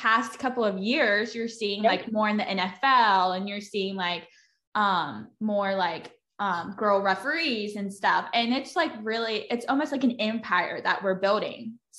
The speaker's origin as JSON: {"language": "English", "region": "North Carolina", "country": "United States", "tie": "born or raised there", "said": "I'm from North Carolina."}